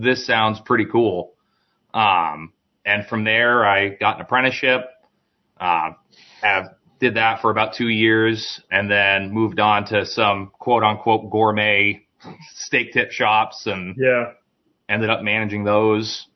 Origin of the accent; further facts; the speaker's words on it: United States; I'm American